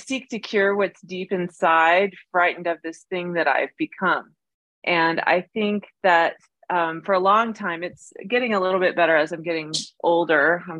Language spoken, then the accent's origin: English; Kenya; But it's funny because growing up in Kenya, it was almost the opposite. You know, when I was growing up there, I was so proud to be American